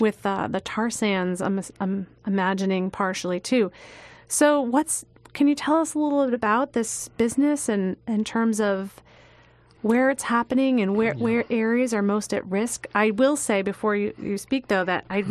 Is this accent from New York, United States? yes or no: yes; Long Island, New York, United States; I grew up on Long Island